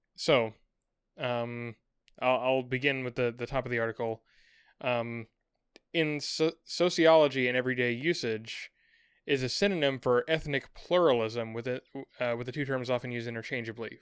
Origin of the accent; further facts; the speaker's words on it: United States; as an American